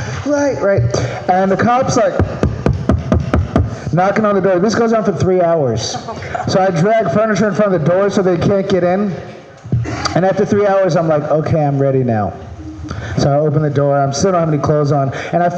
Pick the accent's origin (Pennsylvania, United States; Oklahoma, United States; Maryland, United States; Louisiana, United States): Maryland, United States; now in California, United States; I'm from Maryland.